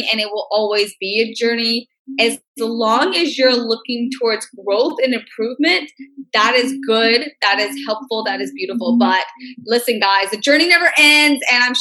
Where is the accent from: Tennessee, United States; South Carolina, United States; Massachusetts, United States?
Tennessee, United States; Memphis; I'm from Memphis, Tennessee, born, raised, grew up there all my life